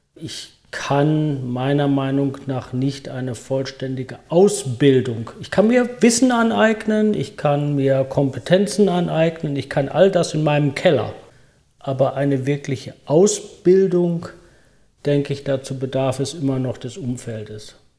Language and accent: German; Germany; moved away; also born or lived in United States; Als Deutscher